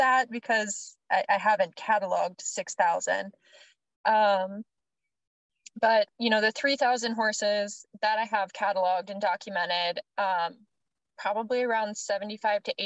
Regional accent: Maryland, United States; I'm from Maryland, and it's pretty cushy there

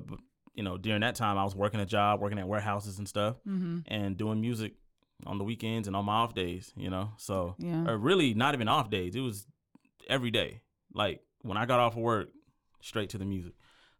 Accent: Belton, Texas, United States; also born or lived in Temple; I was born in Temple, Texas, raised in Belton. You know, small town boy

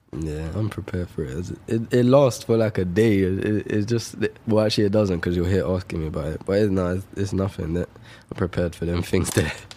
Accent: London, United Kingdom; Shepherd's Bush. It's my hometown.

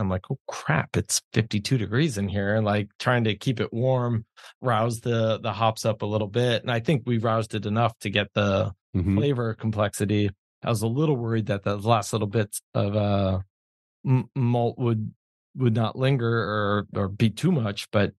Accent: New York, United States; now in Contra Costa County, California, United States; I'm from New York.

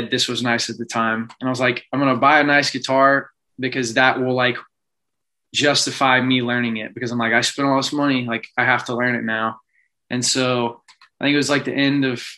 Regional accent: College Station, Texas, United States; born and raised College Station

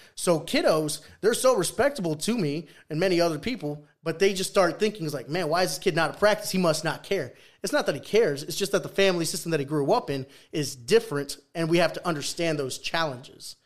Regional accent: Peru; first language Spanish; English is a second language; moved away

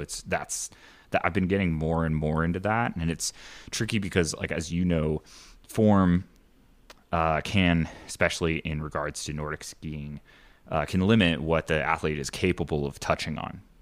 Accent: Indiana, United States; moved away; I grew up in Indiana

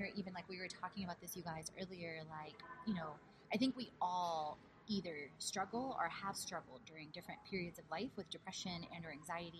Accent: Houston, Texas, United States; moved away as an adult; also born or lived in Bulgaria / Poland / Italy / South Carolina; now in Atlanta, United States; I grew up in Houston most of my life. Like I had a short stint in Oklahoma with ConocoPhillips. A short stint with the Apprentice TV show in New York.

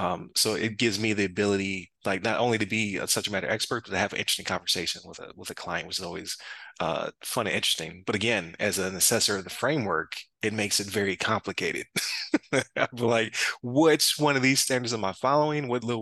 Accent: Buffalo, New York, United States; But as a like you said, from Buffalo, like they say I'm from South Canada, right?

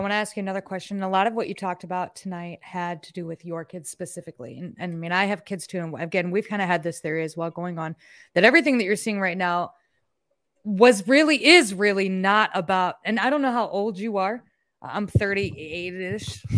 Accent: Iowa, United States; I'm from Iowa

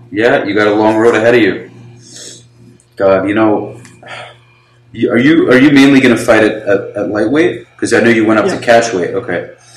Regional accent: New York, United States; moved away; also born or lived in Florida; I was born in America

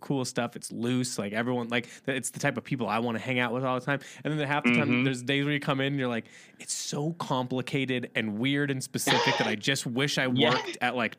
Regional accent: Midwest, United States; we talk about we're from the Midwest, and I always kind of felt like fashion was this like uphill battle.

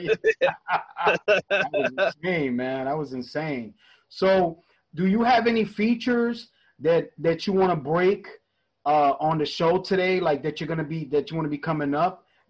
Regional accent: New York, United States; moved away; I'm originally from New York

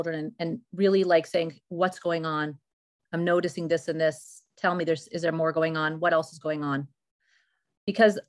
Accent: Morristown, United States; I grew up in Morristown

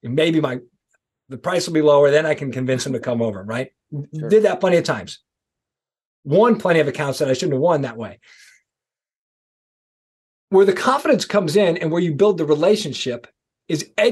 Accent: East Coast, United States; I'm from the East Coast

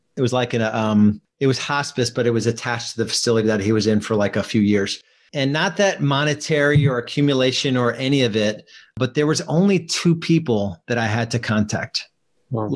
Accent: New Jersey, United States; moved away as an adult; now in Charlotte, United States; I live in Charlotte, North Carolina now. When I was 28, I moved from New Jersey.

